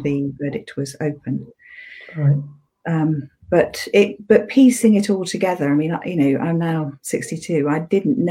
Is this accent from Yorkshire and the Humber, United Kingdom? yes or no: yes; Sheffield, Yorkshire and the Humber, United Kingdom; I was brought up in Yorkshire, went to school in Sheffield.